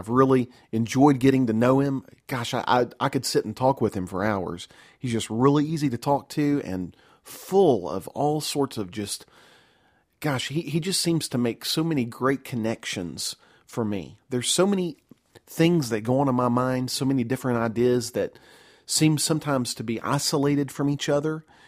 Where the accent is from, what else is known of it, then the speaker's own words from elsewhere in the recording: American South, United States; growing up in the American South, in the heart of the Bible Belt